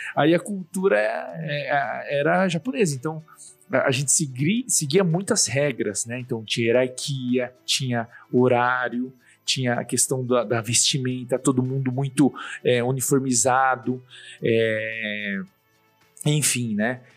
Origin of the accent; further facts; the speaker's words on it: Suzano, São Paulo, Brazil; eu nasci em Suzano. Legal. É, no interior de São Paulo. E aí eu, é, na minha infância, foi lá.